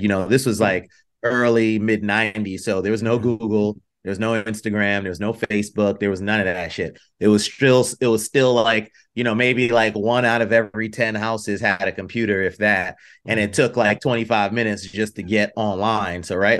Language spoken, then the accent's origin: English; New York, United States; You know, I'm originally from the East Coast and born in New York.